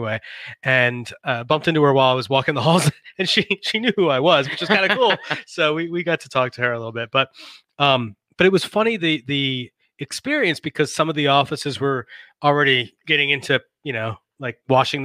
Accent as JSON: {"language": "English", "region": "Northern Virginia", "country": "United States", "also_born_or_lived": "Richmond, Virginia", "said": "I'm from Northern Virginia, or at least I have family in Northern Virginia."}